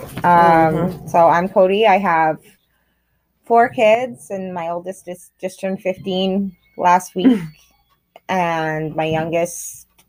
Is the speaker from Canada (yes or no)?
yes; Grande Prairie, Alberta, Canada; We're sisters, and we were born and raised in Grand Prairie and in Alberta, in Canada